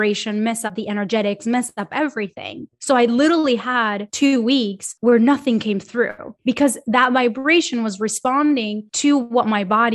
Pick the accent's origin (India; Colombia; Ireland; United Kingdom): Colombia; also born or lived in Miami, United States / Los Angeles, United States; now in Sweden; I'm from Colombia and I lived in Miami and I lived